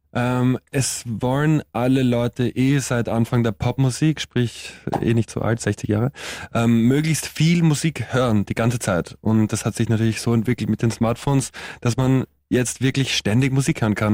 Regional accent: Austria; als Österreicher

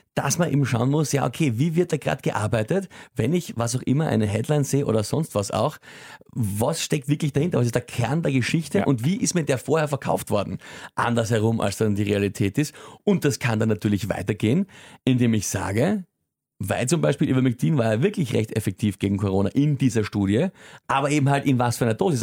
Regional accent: Austria; bei uns in Österreich

